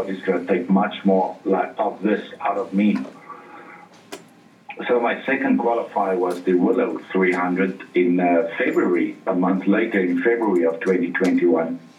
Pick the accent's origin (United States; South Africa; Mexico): South Africa; Remember, we're from South Africa. We don't even have snow in our country.